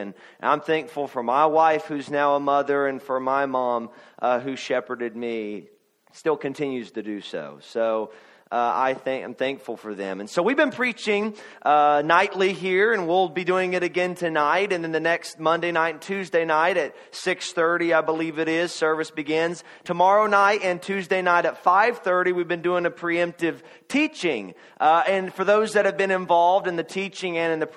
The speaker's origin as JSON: {"language": "English", "region": "Kentucky", "country": "United States", "said": "I am from Kentucky"}